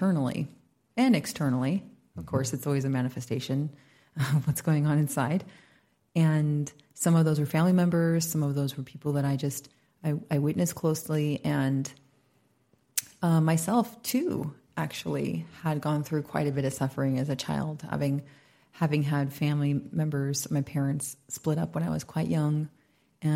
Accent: United States; moved away as an adult; now in Bali, Indonesia; I'm an American, but I've been here for about almost 7 years

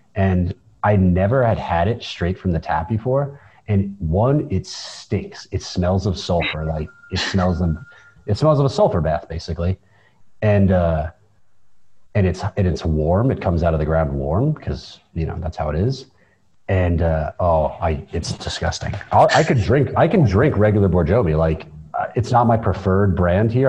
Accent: United States; now in Tbilisi, Georgia; we're Americans and we live in Tbilisi

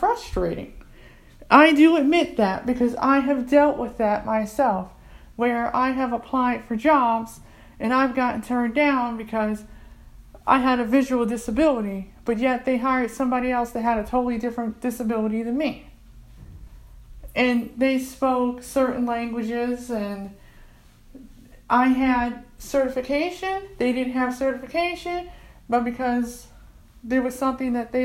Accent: United States; I'm African American, and I'm born in this country

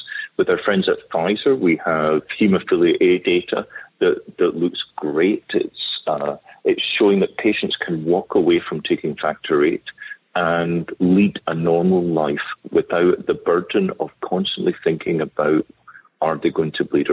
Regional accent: Scotland, United Kingdom; moved away; also born or lived in London / Cambridge / Duke, United States; I'm a Scottish physician

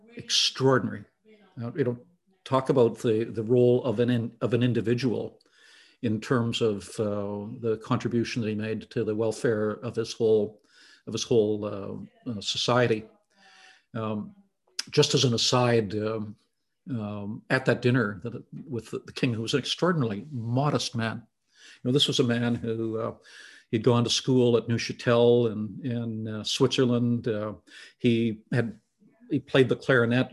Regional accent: Southern Ontario, Canada; I'd grown up there, I'd been educated there, I'd had my first job there.

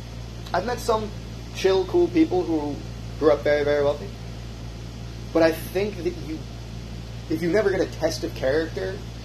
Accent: Rochester, New York, United States; also born or lived in Key West, Florida; I grew up poor as fuck. But when I was in fifth grade, I moved from Key West to Rochester.

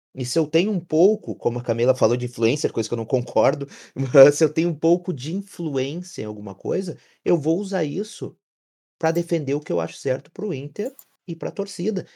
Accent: Camaquã, Rio Grande do Sul, Brazil; Fui criado indo em Núcleo dos Colorados, aqui em Camacuã

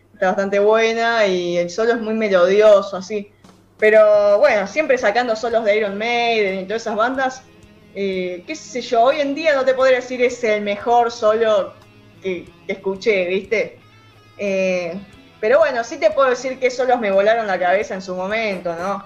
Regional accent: Zárate, Buenos Aires Province, Argentina; Yo soy de Zárate

